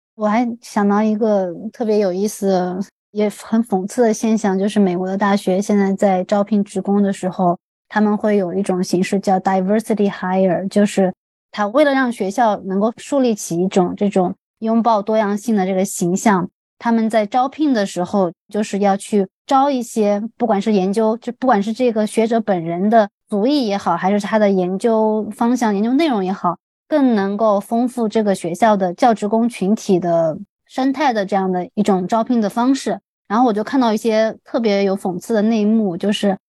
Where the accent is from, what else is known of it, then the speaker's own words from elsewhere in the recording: China; moved away as an adult; also born or lived in United States; 我们是从中国来